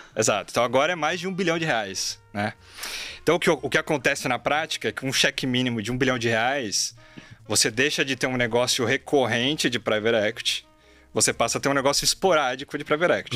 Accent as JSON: {"language": "Portuguese", "town": "São Bernardo do Campo", "region": "São Paulo", "country": "Brazil", "tie": "born or raised there", "said": "eu nasci e cresci em São Bernardo do Campo, né, no ABC Paulista"}